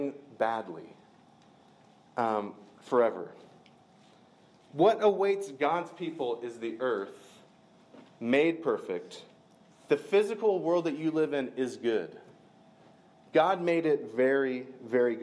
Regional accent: Macon, Georgia, United States; I grew up near Macon, Georgia

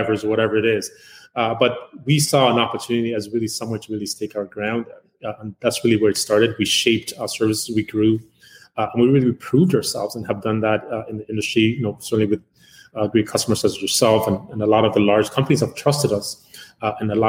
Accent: Uganda; now in Canada; I'm originally from Uganda. I came to Canada in 1984, out thereabouts. So I really jumped in, went to school here.

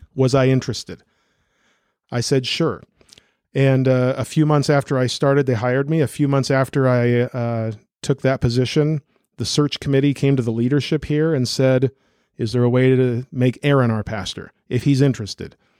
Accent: Newton, United States; pastoring a Christian Reformed church in my hometown. My wife and I are both from here

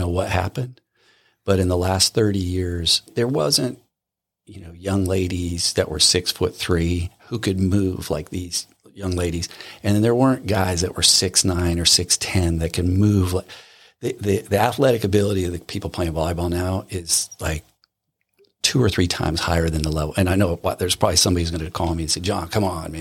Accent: Southern California, United States; moved away; growing up in Southern California

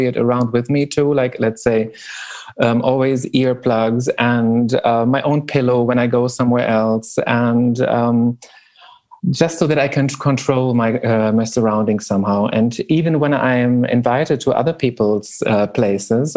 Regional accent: Berlin, Germany; I'm from Berlin in Germany

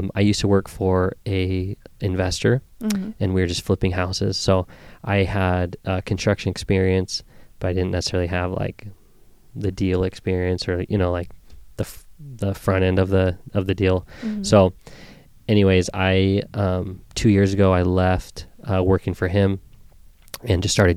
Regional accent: Queen Creek, Arizona, United States; was born and raised out in Queen Creek

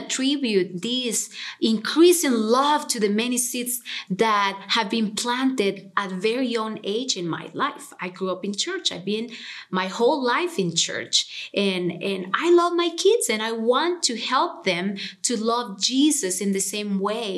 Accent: Honduras; moved away as an adult; now in Cincinnati, United States; I am originally from Honduras and I moved to Cincinnati almost 10 years ago

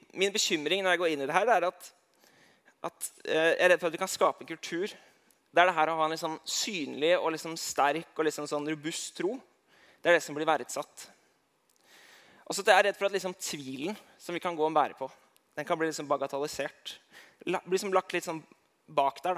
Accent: Eidsvoll, Akershus, Norway; jeg kommer fra Eidsvoll

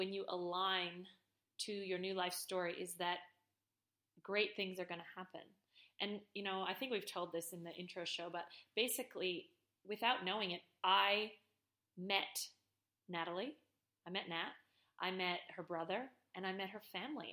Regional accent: Canada; I'm Canadian

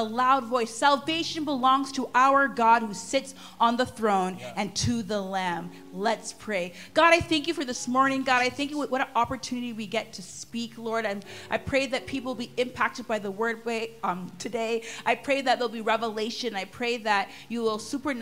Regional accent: Durham, Ontario, Canada; also born or lived in Edmonton, Alberta; I grew up in Durham

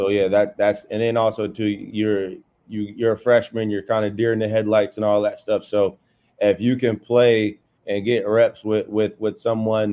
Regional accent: Warren, Ohio, United States; now in Wesley Chapel, United States; I grew up in Warren, Ohio

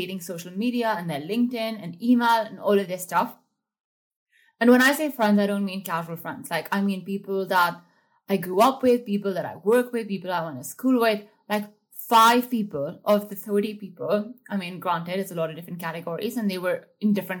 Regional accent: India; I grew up in India

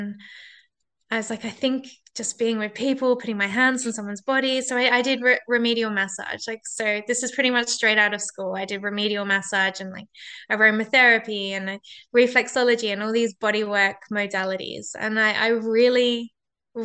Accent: Perth, Western Australia, Australia; in my hometown, in my city of Perth

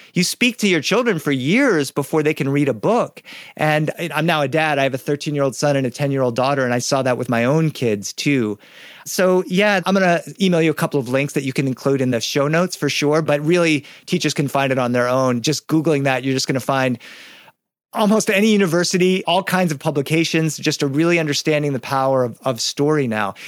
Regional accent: Boston, Massachusetts, United States; I was born in Boston

